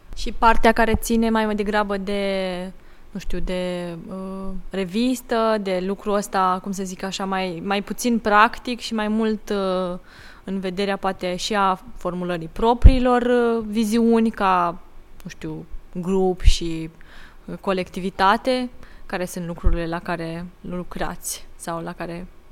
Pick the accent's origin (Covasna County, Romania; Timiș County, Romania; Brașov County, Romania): Timiș County, Romania; Timișoara; Timișoara, adică de, de acolo de unde sunt eu